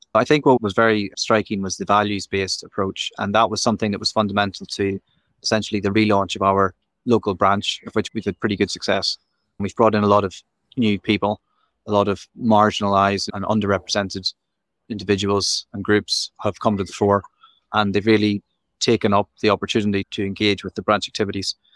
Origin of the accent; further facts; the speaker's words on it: Belfast, Northern Ireland, United Kingdom; moved away; also born or lived in Nottinghamshire; I'm originally from Belfast, and I studied over here